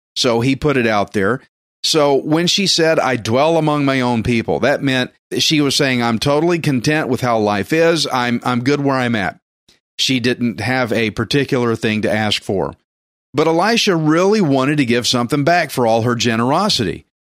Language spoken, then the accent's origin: English; Texas, United States; I'm Texan redneck